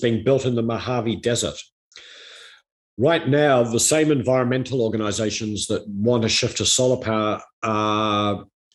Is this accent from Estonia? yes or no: no; New Zealand; my home country of New Zealand